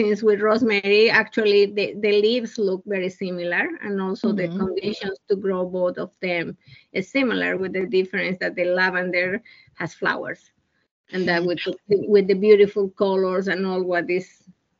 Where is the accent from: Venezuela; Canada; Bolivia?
Bolivia; moved away as an adult; now in United States; I was born in Bolivia, South America. I was 34 years old when I moved to the United States.